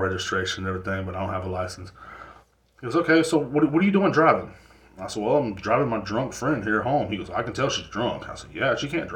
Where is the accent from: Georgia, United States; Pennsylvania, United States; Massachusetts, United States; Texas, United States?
Texas, United States; The cops down here in Texas, like in my hometown, I come from a smaller town